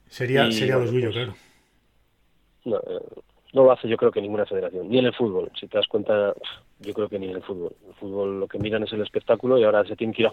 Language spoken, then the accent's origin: Spanish; León, Castile and León, Spain; porque León es mi tierra y quiero seguir representándola, por supuesto.